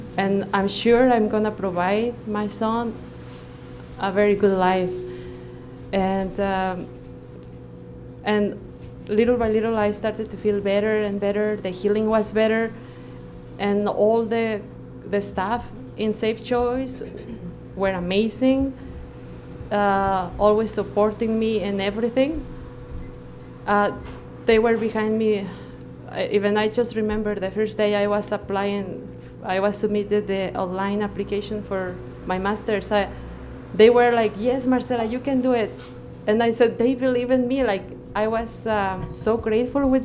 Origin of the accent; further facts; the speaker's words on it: Mexico; moved away as an adult; now in Canada; I am a physician from Mexico